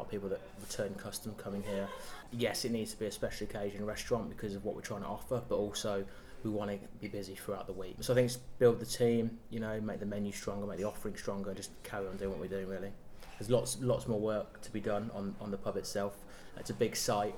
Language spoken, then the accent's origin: English; Lichfield, West Midlands, United Kingdom; growing up in Lichfield